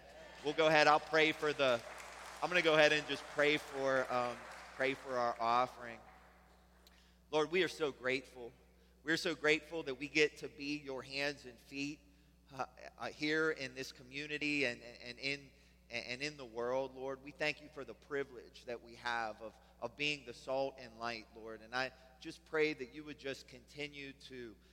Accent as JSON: {"language": "English", "town": "Pittsburgh", "region": "Pennsylvania", "country": "United States", "also_born_or_lived": "Germany", "said": "We're from Pittsburgh. We eat pierogies, right? Old ladies wear babushkas. We say yins."}